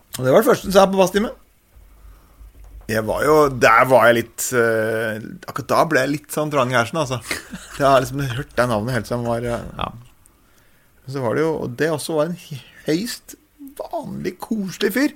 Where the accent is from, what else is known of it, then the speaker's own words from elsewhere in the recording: Østre Toten, Innlandet, Norway; jeg er jo fra Østre Toten, som er ganske sånn uh, eh, gardsbrukbygd